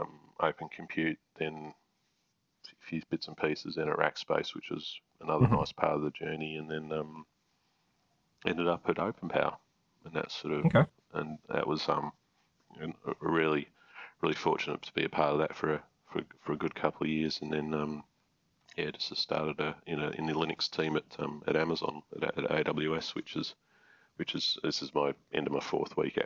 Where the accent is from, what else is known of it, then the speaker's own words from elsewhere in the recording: Canberra, Australian Capital Territory, Australia; my hometown in Canberra